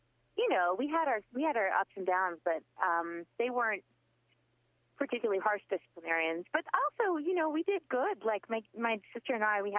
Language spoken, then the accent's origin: English; Baton Rouge, Louisiana, United States; also born or lived in Baltimore, Maryland / New Orleans, Louisiana / Brooklyn, New York; We moved from Baton Rouge to New Orleans when I was 14